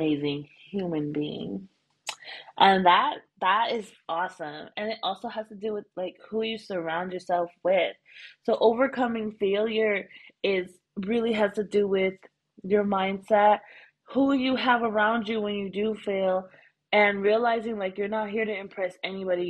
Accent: United States; moved away as an adult; now in Thailand

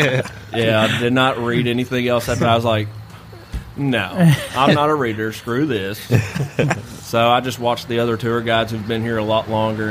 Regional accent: Tennessee, United States; now in McMechen, United States; I'm actually from Tennessee.

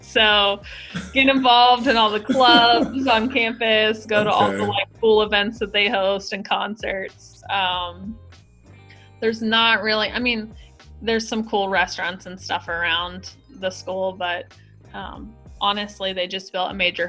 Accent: the South, United States; And I'm sure you can tell I am from the South. So I was not prepared for that kind of cold. I've never grown up in that kind of cold.

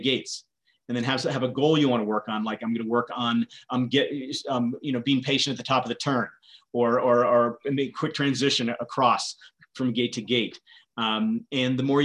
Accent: Vermont, United States; I grew up in Vermont

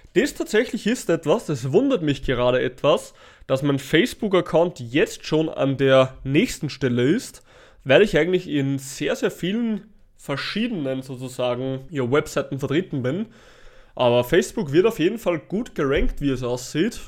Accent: Natternbach, Upper Austria, Austria; bei uns in Nattenbach, also in meinem Heimatort

